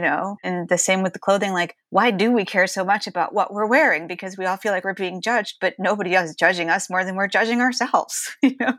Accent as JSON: {"language": "English", "region": "Ohio", "country": "United States", "tie": "born or raised there", "said": "growing up in Ohio, it was, you know, we're pretty conservative family"}